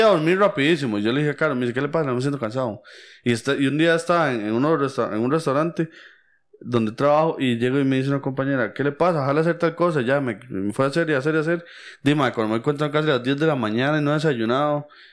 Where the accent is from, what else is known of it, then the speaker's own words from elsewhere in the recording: Costa Rica; yo soy hijo de inmigrante